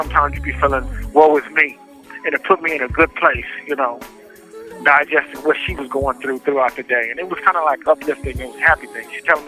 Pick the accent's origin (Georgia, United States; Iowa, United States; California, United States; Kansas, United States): California, United States; Los Angeles; I'm from Los Angeles, California, and the name of my song is